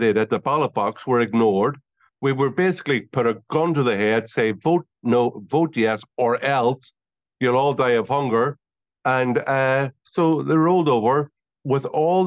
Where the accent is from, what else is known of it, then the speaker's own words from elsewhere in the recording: Derry, Northern Ireland, United Kingdom; I'm originally from the Bogside in Derry, which is a very Republican, Irish Republican part of the north of Ireland